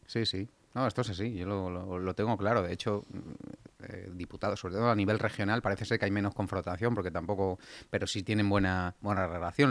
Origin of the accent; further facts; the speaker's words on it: Getafe, Community of Madrid, Spain; Getafe importante. En mi pueblo